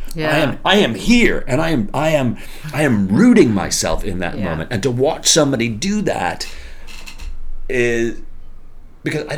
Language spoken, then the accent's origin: English; Chicago, Illinois, United States; growing up in Chicago